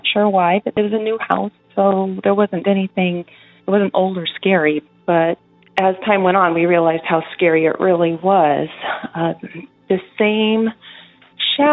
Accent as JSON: {"language": "English", "region": "Oregon", "country": "United States", "said": "I'm from Oregon."}